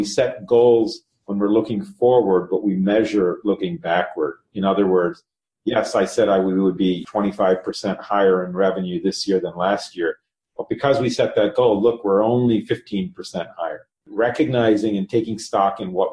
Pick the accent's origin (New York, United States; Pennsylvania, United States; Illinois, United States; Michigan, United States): Illinois, United States; Chicago; also born or lived in Cincinnati, Ohio; Grew up here in the Chicago market.